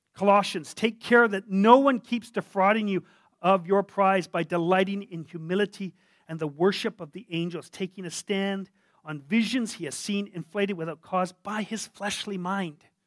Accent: Canada; me a Canadian

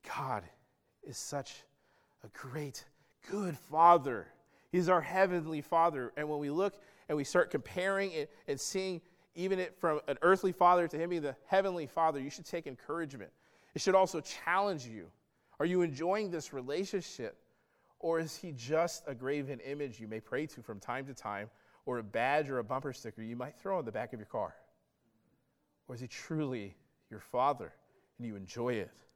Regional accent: the South, United States; my childhood, I grew up in the South

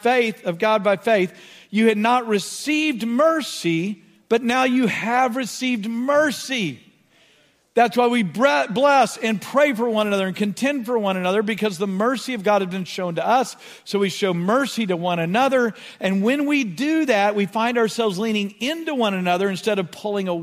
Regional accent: Beaumont, Texas, United States; growing up in Southeast Texas or in Beaumont

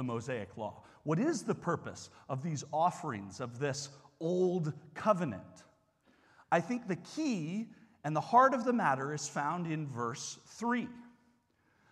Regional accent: England, United Kingdom; moved away; where I grew up in England and wearing the poppy every year

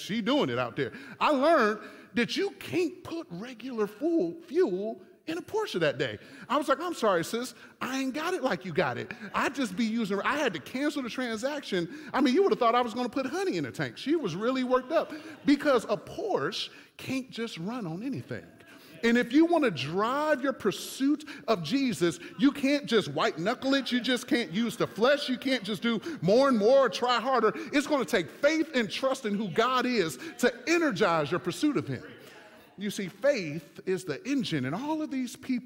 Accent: Michigan, United States; I'm from Michigan

